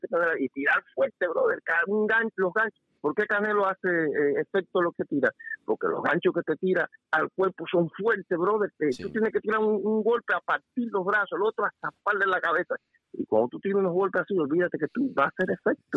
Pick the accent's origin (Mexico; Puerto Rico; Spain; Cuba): Cuba; yo soy cubano